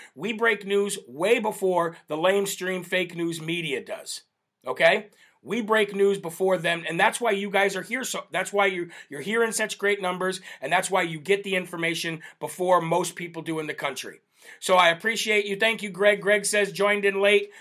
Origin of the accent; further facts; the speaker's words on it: New Hampshire, United States; New Hampshire, my home state right here